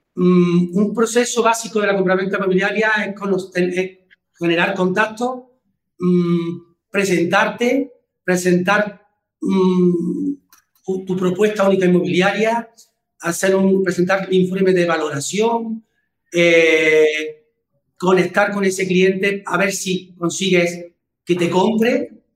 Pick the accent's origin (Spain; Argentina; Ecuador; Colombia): Spain; Córdoba, Andalusia; yo soy de Córdoba